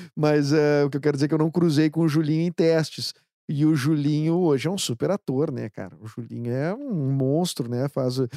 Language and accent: Portuguese; Porto Alegre, Rio Grande do Sul, Brazil; a gente aqui de Porto Alegre, que fala esse, esse o porto Alegrez, né?